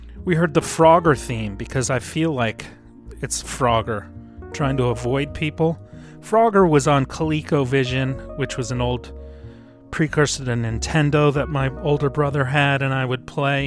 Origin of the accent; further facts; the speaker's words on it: New York, United States; As a New Yorker